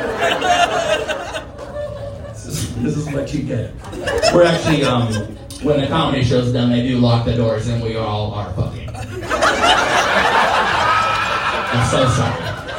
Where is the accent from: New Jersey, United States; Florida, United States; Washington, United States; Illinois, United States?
Washington, United States; Olympia; Oh, he is? Okay, yeah, I'm from Olympia, Washington.